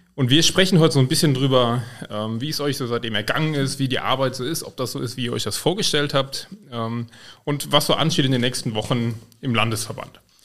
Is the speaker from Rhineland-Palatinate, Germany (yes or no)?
yes; Koblenz, Rhineland-Palatinate, Germany; Ich komme ja auch von der Mosel.